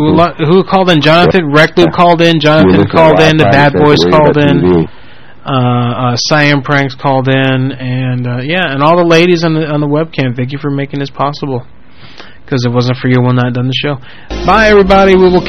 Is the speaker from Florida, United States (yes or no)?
yes; Orlando, Florida, United States; My hometown, Orlando